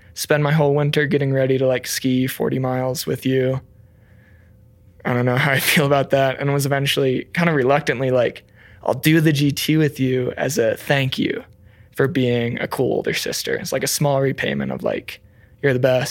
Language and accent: English; Rockford, Illinois, United States; moved away as an adult; also born or lived in Gunnison, Colorado; now in Crested Butte, United States; I'm a proud native of Rockford, Illinois